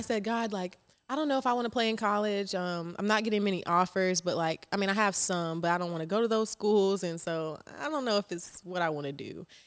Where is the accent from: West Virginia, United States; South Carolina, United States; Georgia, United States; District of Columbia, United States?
South Carolina, United States; Charleston; also born or lived in Rock Hill, South Carolina; I am from Charleston, South Carolina. I claimed Charleston 'cause I moved there when I was seven